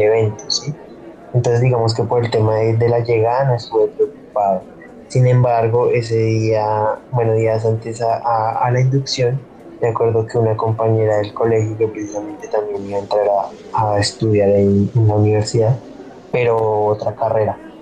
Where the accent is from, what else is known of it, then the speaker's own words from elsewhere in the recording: Sopó, Cundinamarca, Colombia; also born or lived in Guatavita / Zipaquirá; now in Tabio, Colombia; mi infancia fue en Sopó, allá pues vive mi familia por parte de papá y pues allá me crié básicamente.